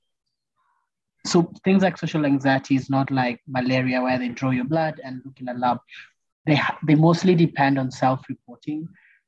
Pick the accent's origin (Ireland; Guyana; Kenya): Kenya; As Kenyans